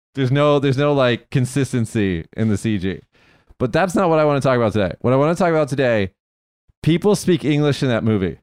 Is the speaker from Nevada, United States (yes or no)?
yes; Las Vegas, Nevada, United States; I'm from Vegas